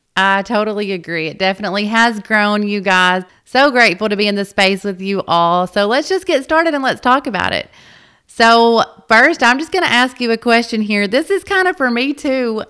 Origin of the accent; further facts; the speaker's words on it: North Little Rock, Arkansas, United States; we were both born and raised in the North Little Rock area